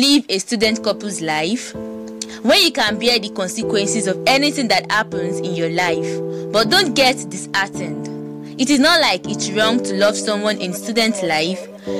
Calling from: Lagos, Nigeria; I'm speaking right from Lagos.

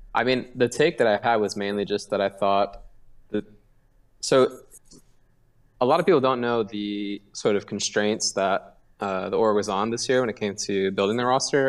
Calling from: Seattle, Washington, United States; I'm calling from Seattle

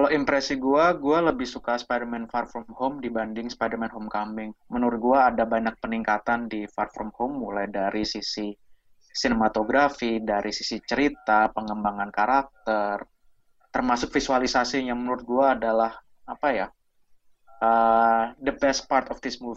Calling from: England, United Kingdom; cuman gue nggak di Jakarta, uh, eh, gue dari Inggris.

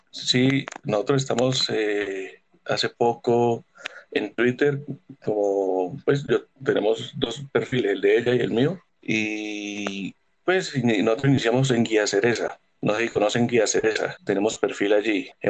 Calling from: Cúcuta, Norte de Santander, Colombia; de Cúcuta.

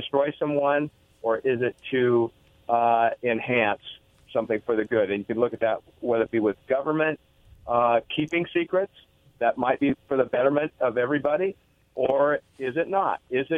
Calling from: Richland, United States; … from Richland.

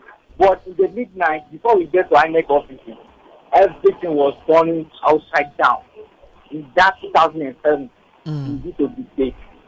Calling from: Ogun State, Nigeria; I'm calling from Ogun State.

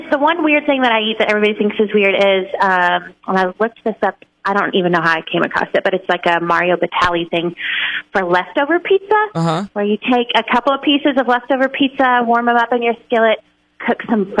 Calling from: Lowell, United States; I'm calling from Lowell.

